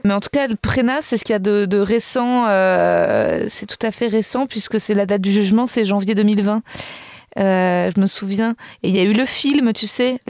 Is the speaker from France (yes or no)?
yes; Paris, Île-de-France, France; je suis née à Paris, que j'ai grandi à Paris